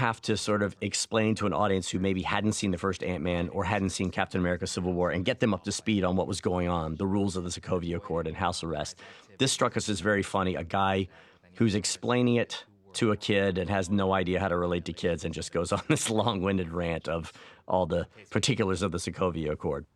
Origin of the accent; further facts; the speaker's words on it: the South, United States; I'm from the South